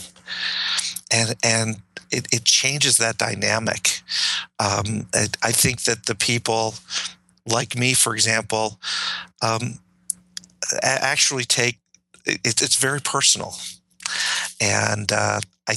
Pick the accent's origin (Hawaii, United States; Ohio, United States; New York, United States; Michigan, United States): Michigan, United States; Detroit; I grew up in Detroit